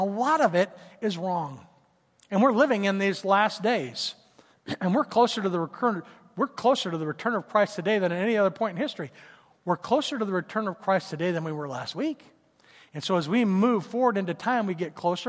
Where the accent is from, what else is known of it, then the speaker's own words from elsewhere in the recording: Tulsa, Oklahoma, United States; when I was growing up in Tulsa